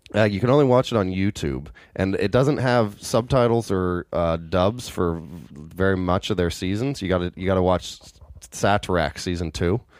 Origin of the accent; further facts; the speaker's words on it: Redmond, Washington, United States; I grew up in Redmond.